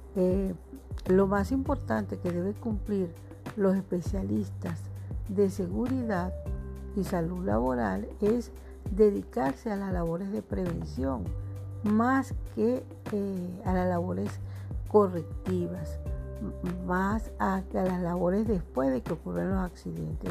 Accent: Venezuela; yo hablo eh, como, como venezolana

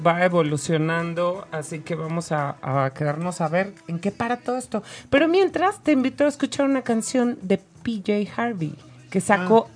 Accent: Mexico; soy mexicana

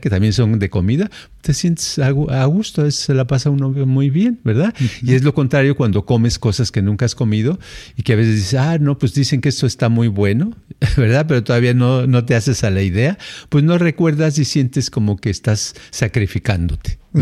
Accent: Mexico City, Mexico; moved away; cuando tenía yo, creo que tenía yo unos siete a ocho años, y nos fuimos de la Ciudad de México a, Jalisco

